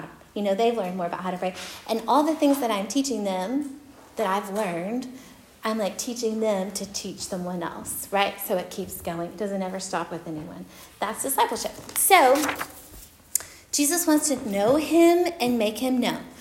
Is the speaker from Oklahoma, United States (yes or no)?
yes; Oklahoma, United States; moved away; I'm from Oklahoma